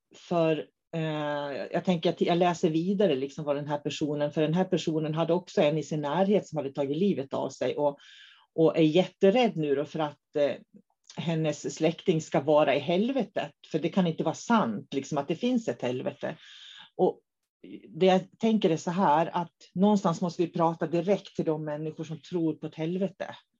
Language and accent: Swedish; Norrland, Sweden; now in Umeå, Sweden; Så vi är riktiga norrlänningar, både jag och David, i grund och botten